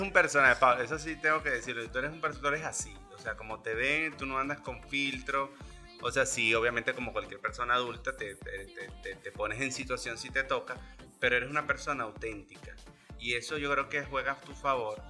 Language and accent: Spanish; Venezuela; desde la venezolaneidad que tenemos nosotros, porque somos venezolanos